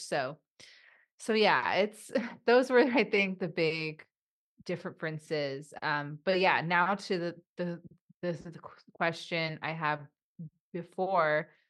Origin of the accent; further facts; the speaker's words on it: Los Angeles, California, United States; also born or lived in Burbank, California; I was born and raised here in Los Angeles